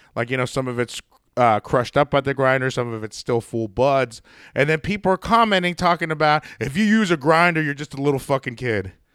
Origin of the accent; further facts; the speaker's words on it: United States; I'm an American